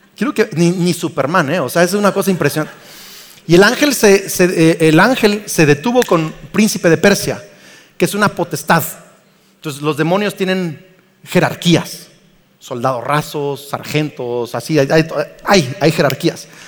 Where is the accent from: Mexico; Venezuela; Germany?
Mexico